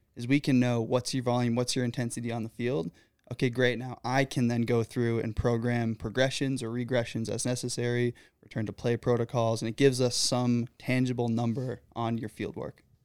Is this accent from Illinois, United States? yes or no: no; Michigan, United States; moved away as an adult; now in Pennsylvania, United States; I'm originally from Michigan.